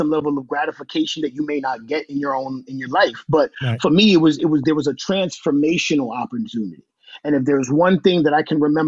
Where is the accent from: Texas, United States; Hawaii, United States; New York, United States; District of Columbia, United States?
New York, United States; New York City; I'm a boy from Washington Heights, New York City, right? Right above Harlem, right across from the Bronx